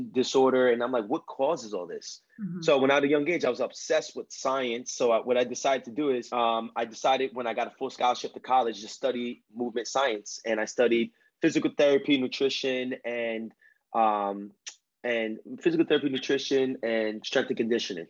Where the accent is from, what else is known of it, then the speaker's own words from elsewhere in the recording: New York area, United States; accent: Spanish from the Bronx; I'm from the New York area